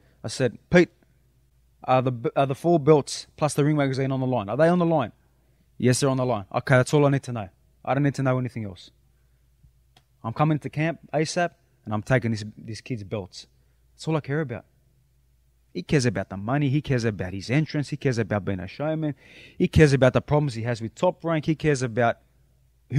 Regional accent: Sydney, New South Wales, Australia; now in Miami, United States; I'm representing where I'm from, Sydney, Australia, my Greek people

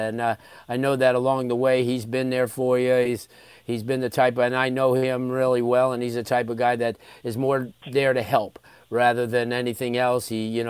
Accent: Florida, United States; See, from growing up in South Florida and being around these kids at the youth football level

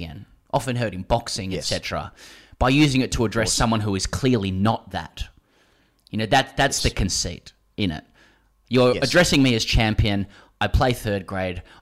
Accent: Australia; as an Australian

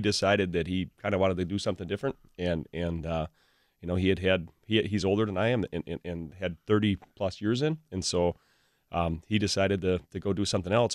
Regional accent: Pewaukee, Wisconsin, United States; also born or lived in Waukesha; I grew up in the Pewaukee area and, and basically lived in Pewaukee or Waukesha area pretty much my whole life.

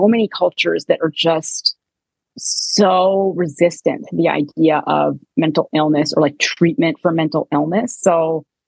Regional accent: Canada; moved away; I'm Canadian

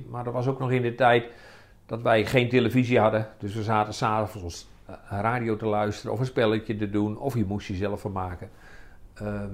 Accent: Roodeschool, Groningen, Netherlands; kom uit Rode School, einde van de spoorlijn in Groningen.

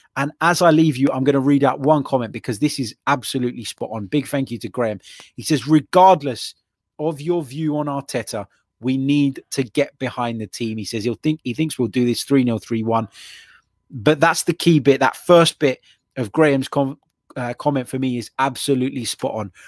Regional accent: London, United Kingdom; being a Londoner

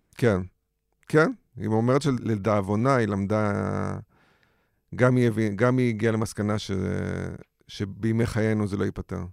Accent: Israel; בתור ישראלי

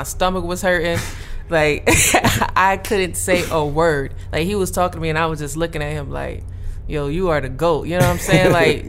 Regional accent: Wilmington, North Carolina, United States; moved away as an adult; now in Las Vegas, United States; I grew up in Wilmington

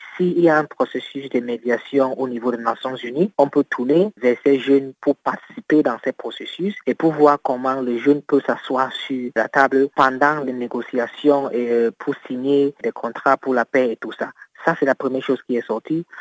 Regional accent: Cameroon; mon pays est dans un stade d'insécurité au niveau d'extrême nord

